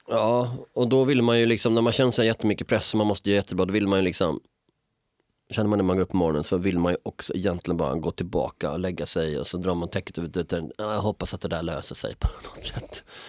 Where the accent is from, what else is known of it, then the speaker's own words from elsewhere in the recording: Malmö, Skåne, Sweden; moved away; I mina hemtrakter, liksom, jag menar, så finns det också, jag menar, du har ju Rosengård